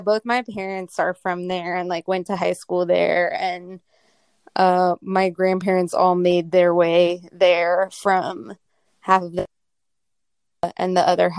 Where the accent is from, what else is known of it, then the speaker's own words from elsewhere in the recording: Miami, Florida, United States; Well, so I was born on Miami Beach, and that's where like my mom is from, and like two of my grandparents lived there, and then my dad lived in South Miami and my other grandparents lived in Coconut Grove.